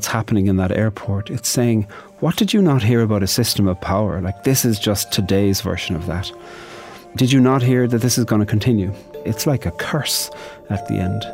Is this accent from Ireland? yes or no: yes; Ireland; I'm a poet from Ireland.